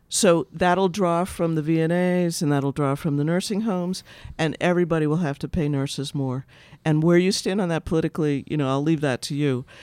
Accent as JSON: {"language": "English", "town": "Boston", "region": "Massachusetts", "country": "United States", "said": "I'm from Boston."}